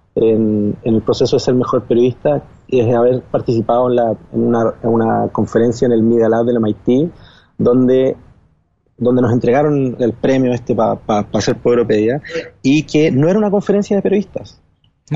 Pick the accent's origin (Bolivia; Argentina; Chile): Chile; moved away as an adult; now in New York, United States; en mi país, en Chile